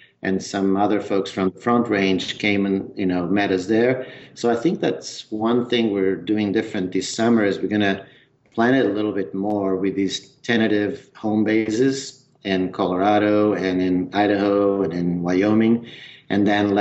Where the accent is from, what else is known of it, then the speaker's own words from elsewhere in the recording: Trás-os-Montes, northern Portugal, Portugal; accent: northern mountain accent; moved away as an adult; also born or lived in Lisbon; I'm from the north of Portugal. My home province is called Trás os Montes